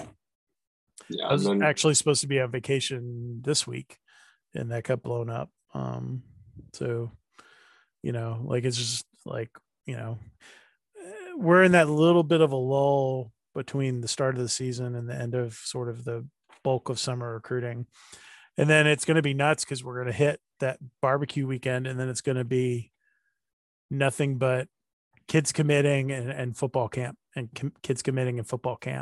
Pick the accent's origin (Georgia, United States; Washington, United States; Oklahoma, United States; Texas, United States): Georgia, United States; Athens; when I was growing up in Athens